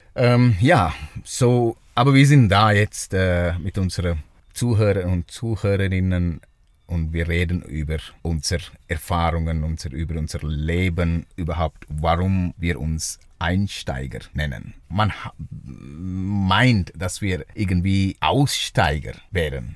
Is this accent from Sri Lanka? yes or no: yes; Sri Lanka; German is a second language; now in Switzerland; ich komme aus Sri Lanka äh, ursprünglich